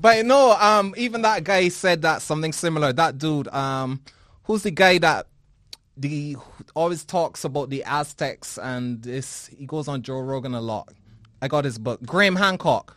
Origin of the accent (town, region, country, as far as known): Barbados; born or raised there